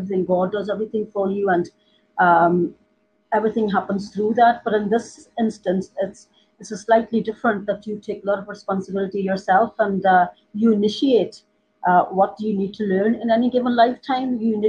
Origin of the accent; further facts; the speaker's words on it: Ireland; also born or lived in India; because you know that I was born in India, and religion's kind of a part of life there. But I was quite young when I left, and when we came to Ireland